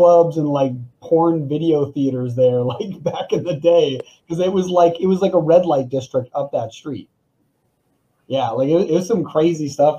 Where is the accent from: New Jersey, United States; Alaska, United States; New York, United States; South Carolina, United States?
New York, United States; Mechanicville; I grew up in Mechanicville, and even Mechanicville used to be like not a major city, but a really big city, because it just, it was where one of the trains would stop by, and it was a passenger train.